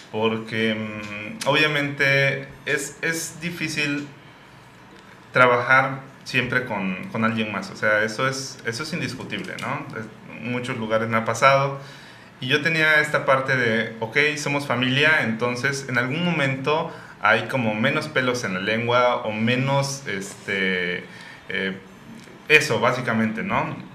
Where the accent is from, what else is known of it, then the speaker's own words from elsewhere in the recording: Oaxaca, Mexico; como somos oaxaqueños decimos